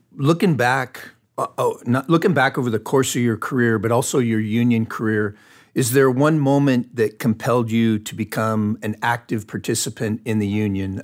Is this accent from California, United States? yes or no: yes; Fontana, California, United States; I grew up, I was born and raised in Fontana, California, which is in Southern California.